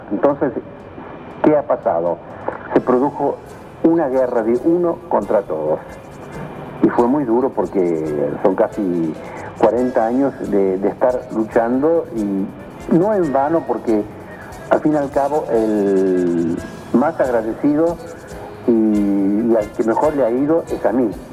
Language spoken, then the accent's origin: Spanish; Argentina; Yo soy argentino